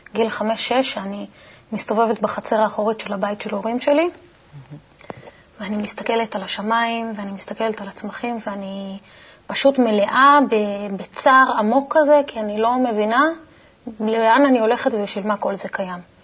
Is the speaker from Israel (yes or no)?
no; Italy; כשנולדתי באיטליה